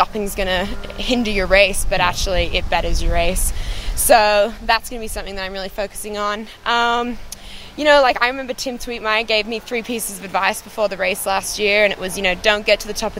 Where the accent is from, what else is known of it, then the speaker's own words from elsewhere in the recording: Australia; I'm Australian.